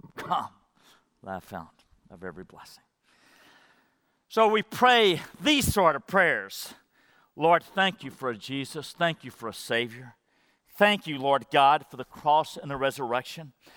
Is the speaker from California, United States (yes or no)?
no; Madisonville, Texas, United States; I grew up in Madisonville, Texas, where Buc-ee's is, small school